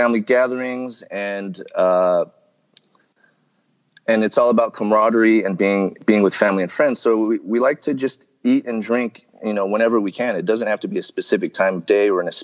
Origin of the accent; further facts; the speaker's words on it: United States; I grew up here in the States